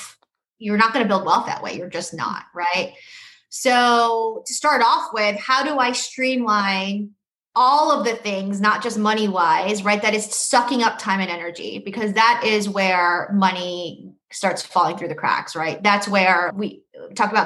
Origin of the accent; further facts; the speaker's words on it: New York City, New York, United States; also born or lived in Boston; I grew up in New York City